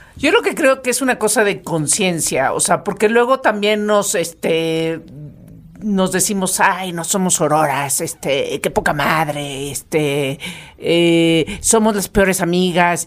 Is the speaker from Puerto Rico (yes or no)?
no; Mexico; los mexicanos